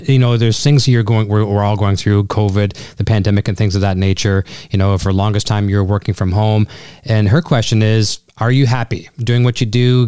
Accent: Canada; as a Canadian, it's in our it's in our DNA

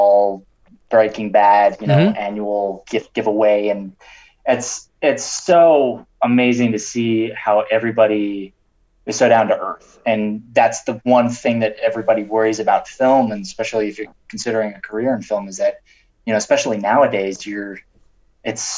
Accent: Panama; moved away as an adult; also born or lived in Santa Fe, New Mexico; I speak Spanish too, because I grew up in Panama

